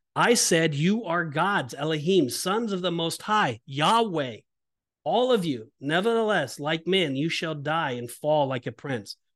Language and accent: English; Orange County, California, United States; I'm from Orange County, California